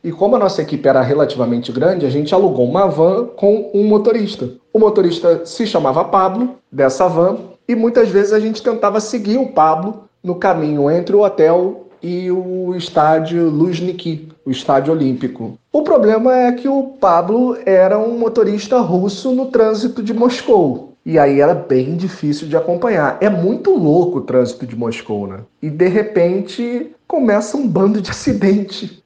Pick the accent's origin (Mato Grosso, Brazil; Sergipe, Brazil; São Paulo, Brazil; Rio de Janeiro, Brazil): Rio de Janeiro, Brazil; jornalista, carioca, morando no Rio de Janeiro